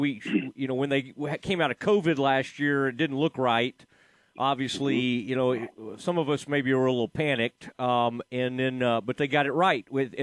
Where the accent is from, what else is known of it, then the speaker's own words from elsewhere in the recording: Dallas, Texas, United States; I grew up in the Dallas area